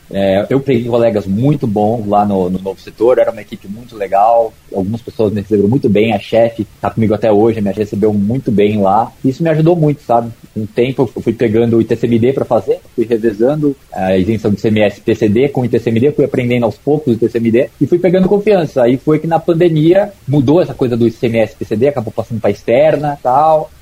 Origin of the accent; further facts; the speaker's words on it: São Paulo, Brazil; also born or lived in Araraquara; eu sou de São Paulo, mas eu fiz faculdade em Araraquara